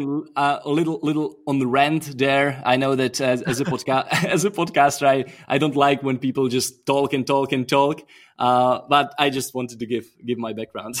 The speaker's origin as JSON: {"language": "English", "country": "Czechia", "said": "I'm from Czech Republic"}